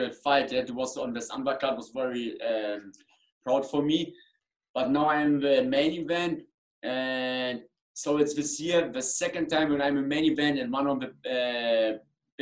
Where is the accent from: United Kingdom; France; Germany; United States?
Germany; English is a second language; I come from Germany, I box in England